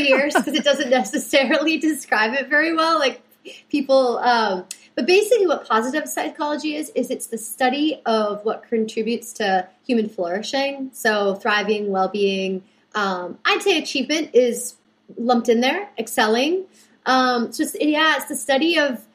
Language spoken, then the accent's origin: English; British Columbia, Canada; I'm originally from British Columbia, Canada, so the west coast of Canada